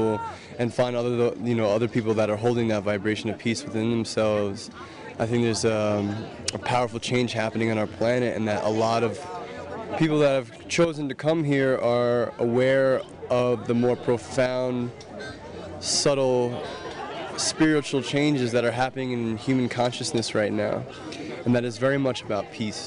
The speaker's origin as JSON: {"language": "English", "town": "New York City", "region": "New York", "country": "United States", "said": "I'm from New York City."}